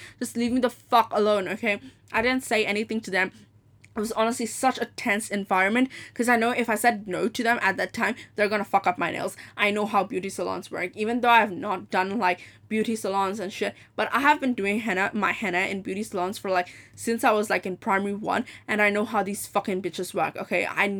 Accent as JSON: {"language": "English", "region": "Dubai", "country": "United Arab Emirates", "also_born_or_lived": "Hong Kong", "said": "I was like, I'm from Dubai, and yes, and yeah, my mom's from Dubai, my dad's from Pakistan. And I just study, and I've been born in Hong Kong. I'm 18."}